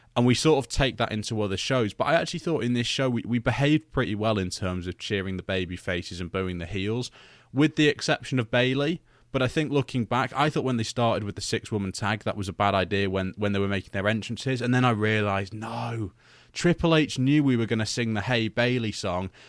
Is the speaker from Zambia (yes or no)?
no; United Kingdom; I'm British